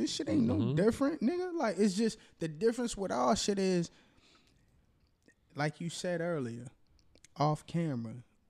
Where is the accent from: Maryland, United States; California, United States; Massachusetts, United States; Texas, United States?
Massachusetts, United States; Boston; I'm from Boston